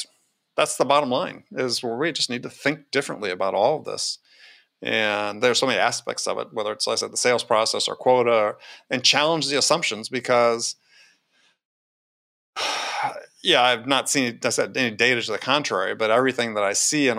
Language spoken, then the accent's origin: English; Wisconsin, United States; I grew up in Wisconsin.